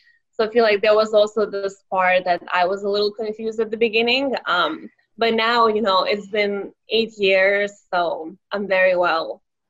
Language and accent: English; Vilnius, Vilnius County, Lithuania; first language Lithuanian; English is a second language; moved away as an adult; now in Northern Virginia, United States; So I was born in Vilnius, the capital city of Lithuania, a small Eastern European country, and I moved to the U.S. in 2012.